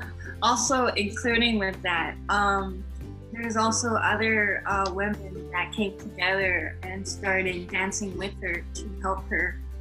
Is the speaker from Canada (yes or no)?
yes; Winnipeg, Manitoba, Canada; also born or lived in Cross Lake; I'm from Winnipeg, grew up in St. Norbert area. I did go to Cross Lake for the summers and winters.